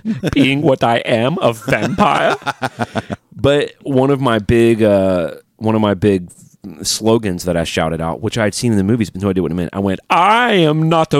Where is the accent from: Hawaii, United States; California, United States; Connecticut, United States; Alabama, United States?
Alabama, United States; now in Nashville, United States; I do not like living in the South. I've been here my whole life. I'm from Alabama.